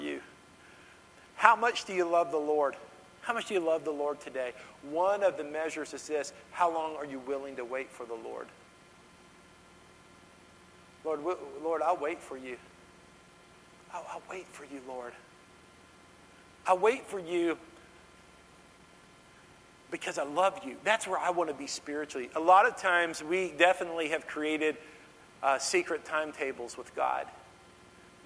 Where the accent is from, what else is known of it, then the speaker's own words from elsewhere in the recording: Dallas, Texas, United States; I grew up in Dallas